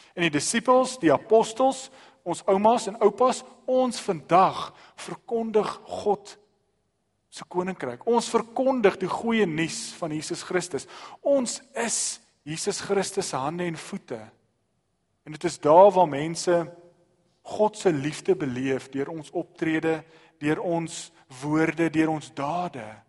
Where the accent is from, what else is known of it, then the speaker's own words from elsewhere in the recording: South Africa; ons as Suid-Afrikaners